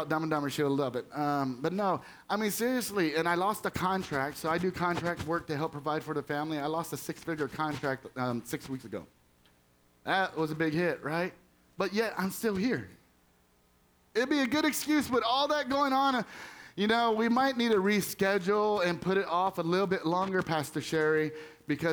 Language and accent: English; Texas, United States; moved away as an adult; now in Pennsylvania, United States; I'm from Texas originally. So, I mean, spent 40 years in Texas. Live in Pennsylvania now